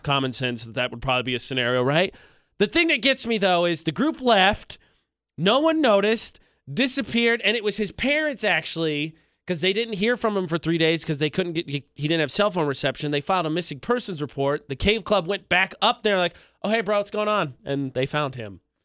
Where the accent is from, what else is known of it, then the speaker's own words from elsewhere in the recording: Indiana, United States; moved away; back in my home state, uh, a college, uh, Indiana University